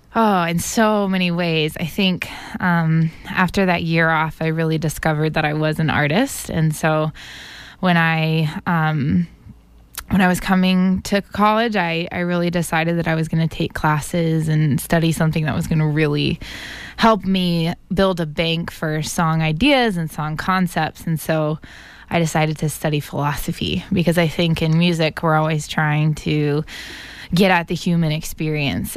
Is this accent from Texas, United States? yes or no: no; Atlanta, Georgia, United States; moved away as an adult; now in Boston, United States; I grew up in Atlanta, Georgia, and then came here three and a half years ago for college.